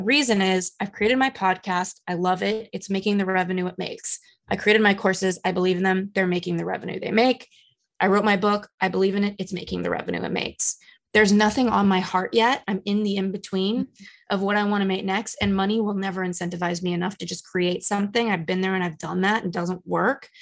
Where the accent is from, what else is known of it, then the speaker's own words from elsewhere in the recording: Los Angeles, California, United States; now in New York, United States; I come from Los Angeles. I live in New York.